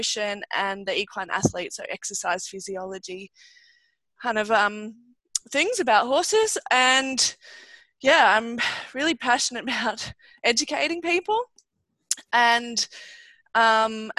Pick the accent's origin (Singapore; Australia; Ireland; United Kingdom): Australia; I'm a veterinarian from Australia